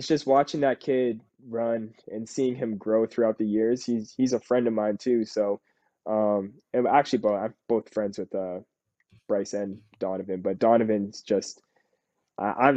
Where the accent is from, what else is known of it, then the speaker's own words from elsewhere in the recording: Canada; we're both Canadian